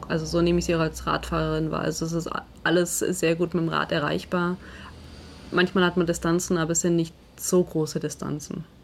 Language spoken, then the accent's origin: German; Southern Germany, Germany; Also ich komme ja aus Süddeutschland oder Deutschland ist ja eine Fußballnation.